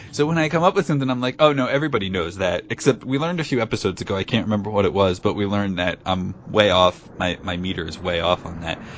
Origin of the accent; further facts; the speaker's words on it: Pomona, New Jersey, United States; my hometown is in New Jersey